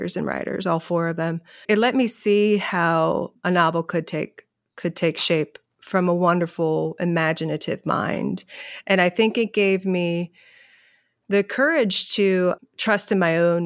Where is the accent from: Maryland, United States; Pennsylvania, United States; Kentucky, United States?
Kentucky, United States; my experiences growing up in Kentucky